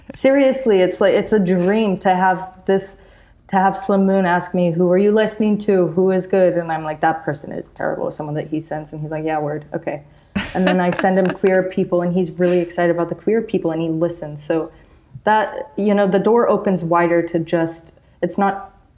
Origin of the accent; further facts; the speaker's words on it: Utah, United States; I'm from Utah.